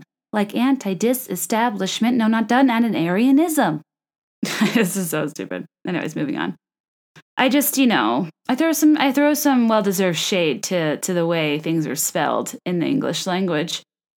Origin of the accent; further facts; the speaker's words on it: the South, United States; accent: Australian; You think being from the South, I'd have a better Southern accent, but clearly my Australian accent far exceeds my Southern.